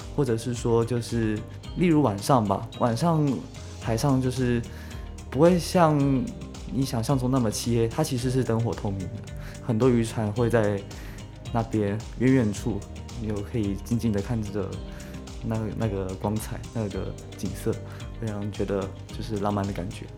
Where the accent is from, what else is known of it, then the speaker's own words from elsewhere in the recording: Kaohsiung, Taiwan; 中山离我家近嘛，我是高雄人。